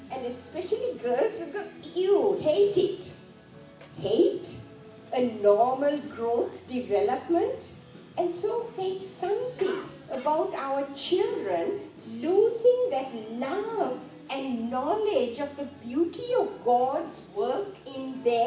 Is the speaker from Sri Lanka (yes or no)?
yes; Sri Lanka; moved away; I grew up in Sri Lanka